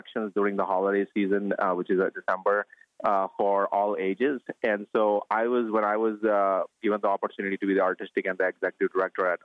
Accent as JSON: {"language": "English", "country": "India", "tie": "born or raised there", "moved": "as an adult", "said": "I grew up in India until I was 22, and that's when I left India"}